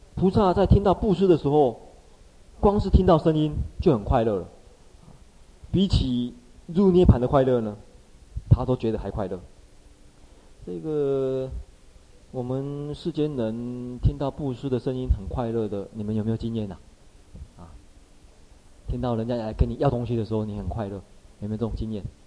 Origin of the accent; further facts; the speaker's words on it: Taiwan; 我们这个台湾人